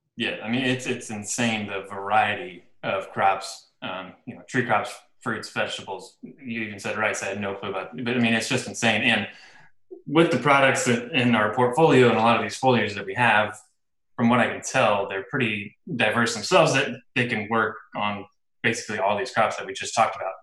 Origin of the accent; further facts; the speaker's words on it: Illinois, United States; I'm from Illinois, and here in the Midwest